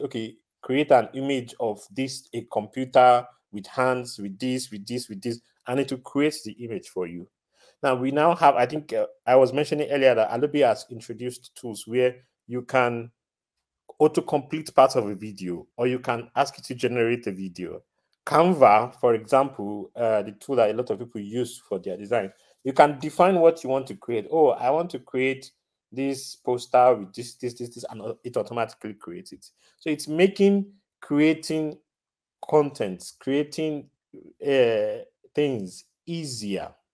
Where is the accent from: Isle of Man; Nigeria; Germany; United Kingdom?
Nigeria; now in Rotterdam, Netherlands; I'm originally from Nigeria. I'm currently living in the Netherlands, Rotterdam to be specific